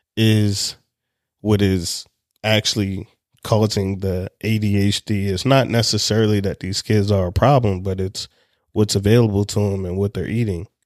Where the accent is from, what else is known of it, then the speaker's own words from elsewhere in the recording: Anne Arundel County, Maryland, United States; I grew up in Anne Arundel County